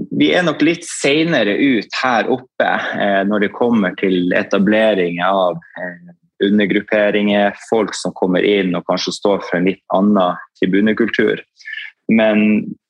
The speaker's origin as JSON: {"language": "Norwegian", "town": "Tromsø", "region": "Troms", "country": "Norway", "tie": "born or raised there", "said": "født og oppvokst i Tromsø"}